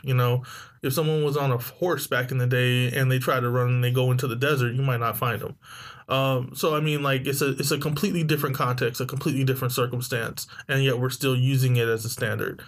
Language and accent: English; San Diego, California, United States; I'm from San Diego